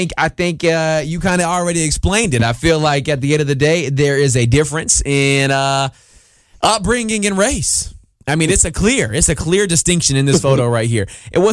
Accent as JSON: {"language": "English", "town": "Warner Robins", "region": "Georgia", "country": "United States", "tie": "born or raised there", "said": "And Warner Robbins. You go put some respect on my hometown."}